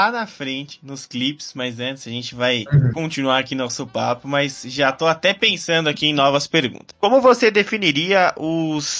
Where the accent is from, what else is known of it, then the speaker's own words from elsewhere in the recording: Belo Horizonte, Minas Gerais, Brazil; Eu sou de Belo